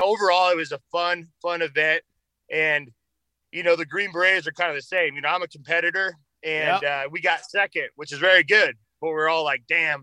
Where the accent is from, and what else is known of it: Arizona, United States; born or raised there